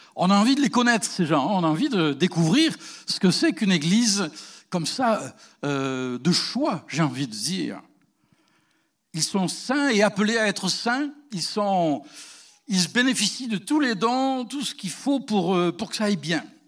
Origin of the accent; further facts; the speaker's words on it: France; now in Canada; chez nous, en Europe